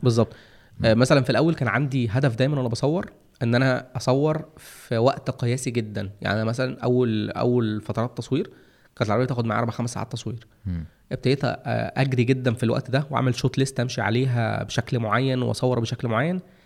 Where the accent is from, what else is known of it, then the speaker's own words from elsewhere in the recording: Egypt; عندنا في مصر هنا